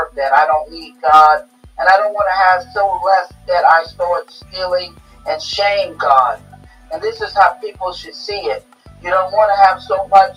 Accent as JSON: {"language": "English", "region": "New York", "country": "United States", "tie": "born or raised there", "said": "I was a kid growing up in New York"}